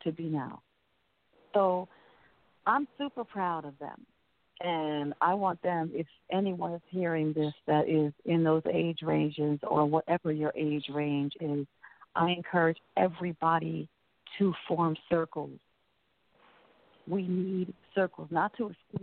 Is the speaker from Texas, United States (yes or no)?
no; New Jersey, United States; now in New Orleans, United States; I'm from New Jersey